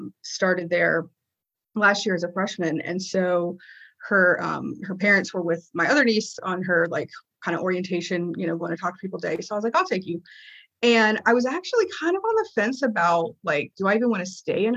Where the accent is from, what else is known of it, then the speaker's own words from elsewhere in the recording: Granville County, North Carolina, United States; also born or lived in Durham, North Carolina / Phoenix, Arizona; I was born in Durham. And when I was 5, we moved to Granville County, which is just north of the Triangle area. And that's where I grew up